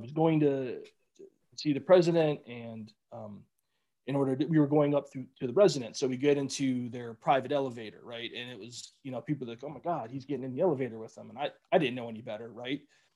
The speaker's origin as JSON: {"language": "English", "town": "Cleveland", "region": "Ohio", "country": "United States", "tie": "born or raised there", "moved": "yes", "said": "growing up in Cleveland"}